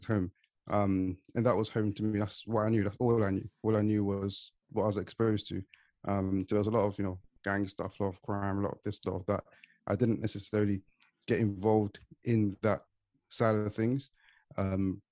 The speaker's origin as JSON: {"language": "English", "region": "London", "country": "United Kingdom", "tie": "born or raised there", "said": "I've been born here and grew up here my whole life. It's all I know. On my side, so I grew up in East London, in a place called Leytonstone."}